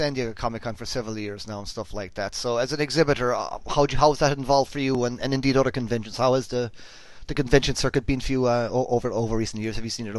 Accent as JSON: {"language": "English", "country": "Ireland", "said": "I'm Irish"}